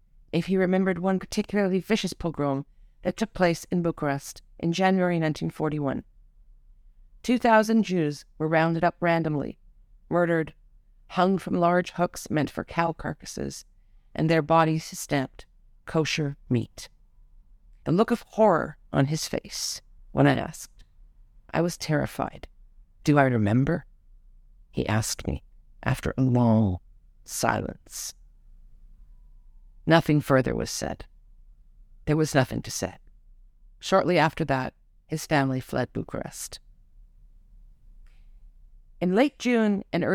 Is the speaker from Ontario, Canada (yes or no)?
yes; Toronto, Ontario, Canada; now in Israel; in the suburban Toronto neighborhood where I lived as a young child